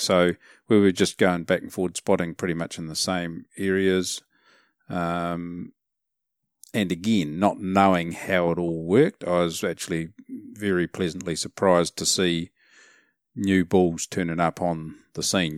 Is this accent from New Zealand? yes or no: yes; New Zealand; as a Kiwi